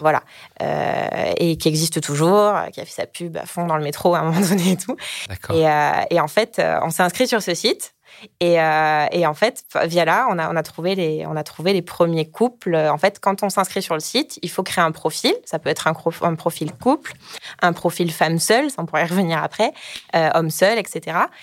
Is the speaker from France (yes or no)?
yes; south-west France, France; j'ai 29 ans, je viens du sud-ouest